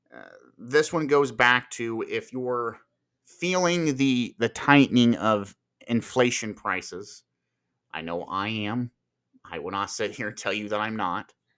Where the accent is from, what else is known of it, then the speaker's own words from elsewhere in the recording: Marion, Ohio, United States; my hometown here in Marion, Ohio